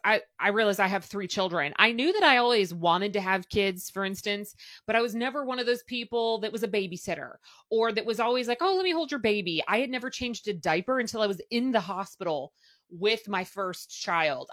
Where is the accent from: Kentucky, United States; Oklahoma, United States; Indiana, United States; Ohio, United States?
Kentucky, United States; Louisville; I have stayed here and it happens to be my hometown